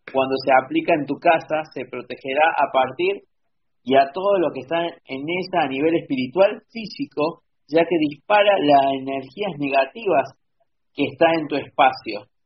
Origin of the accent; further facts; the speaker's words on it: Argentina; yo soy de Argentina, perdón.